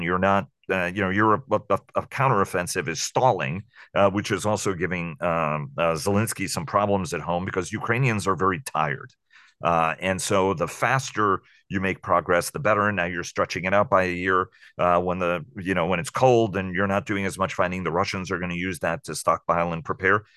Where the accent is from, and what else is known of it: New York City, New York, United States; born or raised there